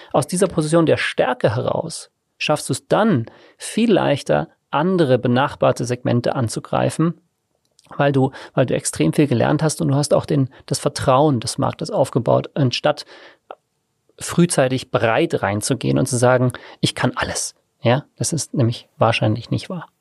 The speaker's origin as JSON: {"language": "German", "town": "Tegernsee", "region": "Bavaria", "country": "Germany", "tie": "born or raised there", "also_born_or_lived": "South Africa / Innsbruck / Australia", "lives_now": "Munich, Germany", "said": "Ich bin äh, vor 36 Jahren in Südafrika zur Welt gekommen. Ich bin am Tegernsee aufgewachsen, habe dort Abi gemacht"}